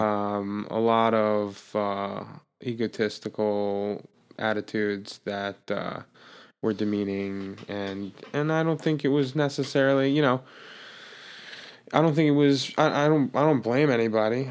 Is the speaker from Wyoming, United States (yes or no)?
no; Jeffersonville, New York, United States; also born or lived in Brooklyn, New York; I was born in Brooklyn, born in Brooklyn, New York. My parents moved upstate when I was an infant, six months